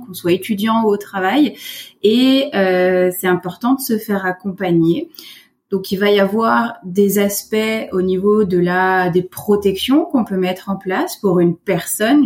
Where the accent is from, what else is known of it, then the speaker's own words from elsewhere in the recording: France; moved away as an adult; now in Quebec, Canada; je suis française. Ça fait deux ans euh, que je suis arrivée au Québec.